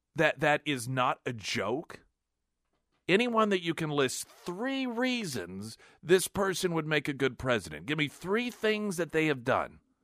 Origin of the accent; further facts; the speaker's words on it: United States; as an American